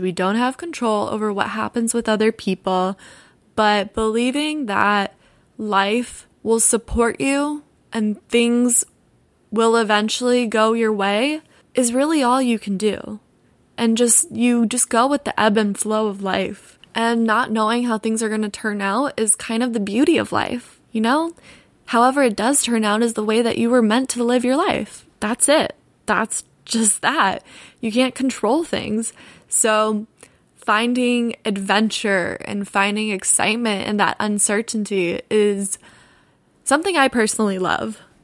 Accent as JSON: {"language": "English", "town": "Altamonte Springs", "region": "Florida", "country": "United States", "tie": "born or raised there", "also_born_or_lived": "Orlando, Florida", "moved": "yes", "lives_now": "Los Angeles, United States", "said": "I grew up in Orlando, Florida. More specifically, I grew up in Altamont Springs, Florida"}